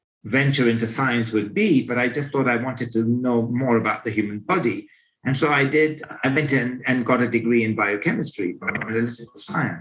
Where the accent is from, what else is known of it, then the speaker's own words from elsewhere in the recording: London, United Kingdom; So I'm from Great Britain and lived in London all my life. Grew up there